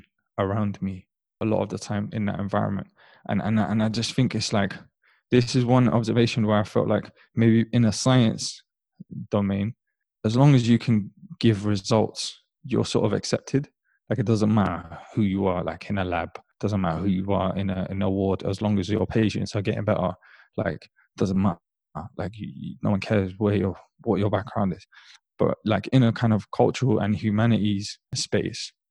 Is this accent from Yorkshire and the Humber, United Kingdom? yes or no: no; London, United Kingdom; growing up in London